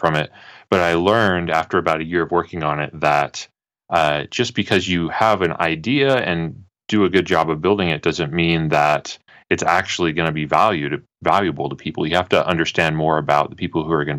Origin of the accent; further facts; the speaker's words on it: St. Louis, Missouri, United States; moved away as an adult; also born or lived in Oklahoma City / Chicago; now in Denver, United States; I grew up in St. Louis, Missouri, and I went to college in Oklahoma City, and then I lived in Chicago for a little while, and now I'm in Denver.